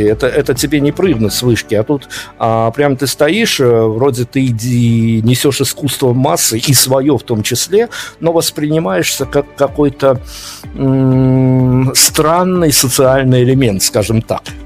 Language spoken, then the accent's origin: Russian; Belarus; На примере Беларуси все-таки мы белорусы